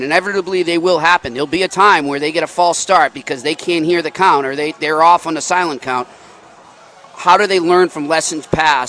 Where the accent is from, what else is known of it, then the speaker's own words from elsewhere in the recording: Boston, Massachusetts, United States; I'm an Irish guy from Boston.